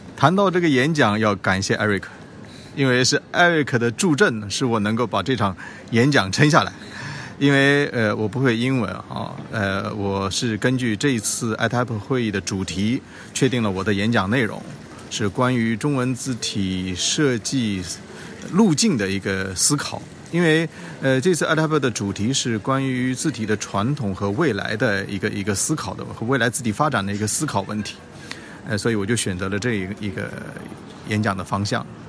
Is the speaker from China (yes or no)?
yes; China; 我们中国人